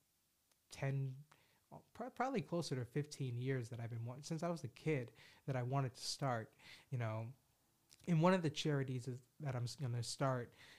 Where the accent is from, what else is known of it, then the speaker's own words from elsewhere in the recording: Boston, Massachusetts, United States; Only in Boston, as a Bostonian